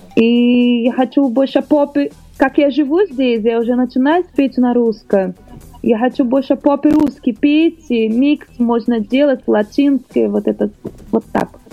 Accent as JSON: {"language": "Russian", "region": "Rio de Janeiro", "country": "Brazil", "tie": "born or raised there", "second_language": "Russian", "moved": "as an adult", "lives_now": "Russia", "said": "Я родилась там, в Бразилии, мой город Рио-де-Жанейро"}